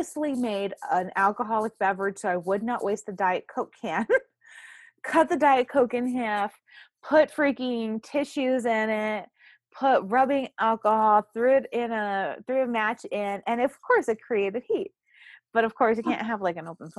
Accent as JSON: {"language": "English", "region": "Texas", "country": "United States", "said": "I'm a Texan."}